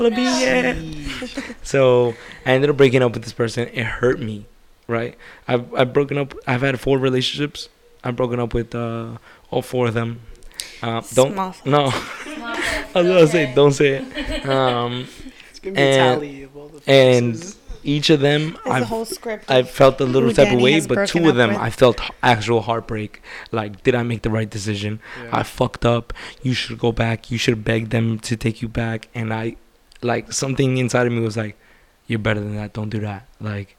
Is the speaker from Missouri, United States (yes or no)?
no; New York, United States; I'm a New Yorker.